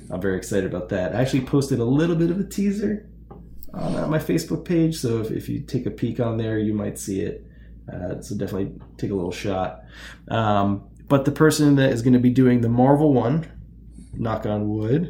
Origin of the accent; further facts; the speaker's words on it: Toms River, New Jersey, United States; I grew up in Toms River, New Jersey